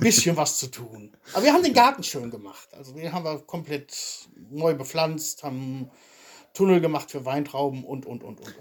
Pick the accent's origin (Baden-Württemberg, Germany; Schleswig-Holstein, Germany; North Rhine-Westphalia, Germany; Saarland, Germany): North Rhine-Westphalia, Germany; Soest; moved away as an adult; also born or lived in Wilhelmshaven / Jena; now in Draganovo, Bulgaria; ich komme aus Soest